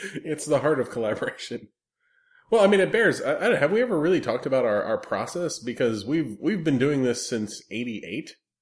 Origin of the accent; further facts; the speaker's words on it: South Florida, United States; I grew up entirely in Florida and South Florida